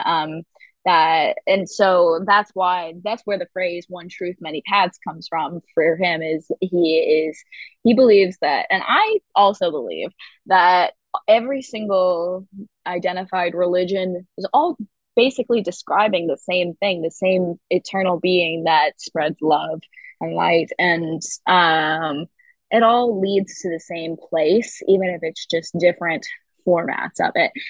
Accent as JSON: {"language": "English", "town": "Grosse Pointe", "region": "Michigan", "country": "United States", "tie": "born or raised there", "also_born_or_lived": "Ann Arbor, Michigan", "moved": "as an adult", "lives_now": "Los Angeles, United States", "said": "I grew up um, in Michigan. Grosse Pointe was Michigan"}